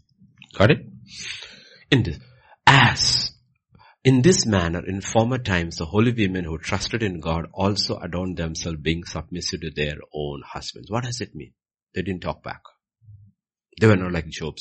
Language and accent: English; Kerala, India; I come from Kerala.